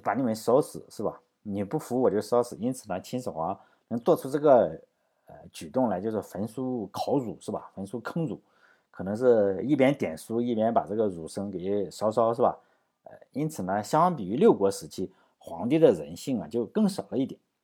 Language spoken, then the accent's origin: Chinese; Laiwu, Shandong, China; 因为我老家在这里嘛，我去过好多地方的齐长城，就是在山东境内